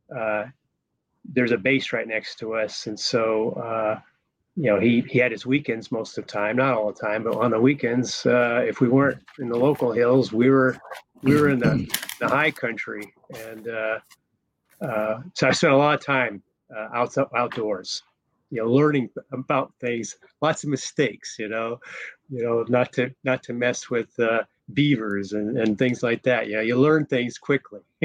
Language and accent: English; Golden, Colorado, United States; moved away as an adult; also born or lived in Denver, Colorado; I was born in Denver, but raised in Golden, Colorado.